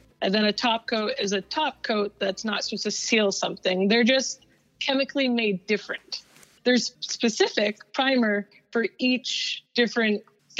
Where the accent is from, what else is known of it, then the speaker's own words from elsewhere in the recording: Massachusetts, United States; moved away as an adult; also born or lived in Wisconsin; my hometown back in Massachusetts.